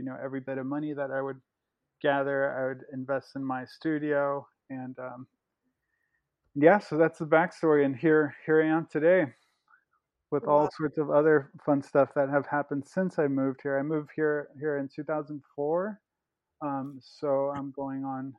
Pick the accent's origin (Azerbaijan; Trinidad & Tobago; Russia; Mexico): Mexico; also born or lived in Los Angeles, United States; So I'm from Mexico. I was born in Mexico. And my family, my dad is a U.S. citizen, albeit from a Mexican background. So when I was about 4 years old, we moved from Mexico back to L.A., where my dad is from.